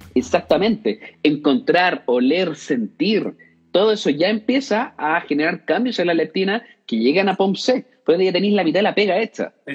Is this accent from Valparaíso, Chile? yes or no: no; Concepción, Biobío, Chile; Yo soy de Concepción